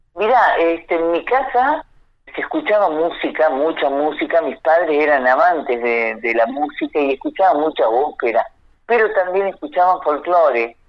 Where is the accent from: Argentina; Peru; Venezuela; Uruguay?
Argentina; Salta; moved away; yo soy de Salta, nací allá